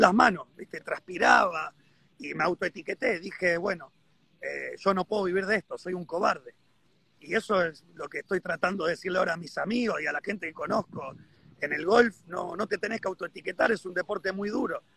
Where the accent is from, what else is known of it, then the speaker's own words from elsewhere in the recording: Argentina; estoy varado acá, soy argentino, no sé cuándo me voy a poder volver